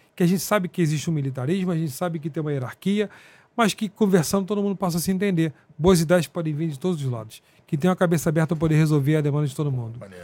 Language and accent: Portuguese; interior of Rio de Janeiro state, Brazil; eu sou do interior do Rio também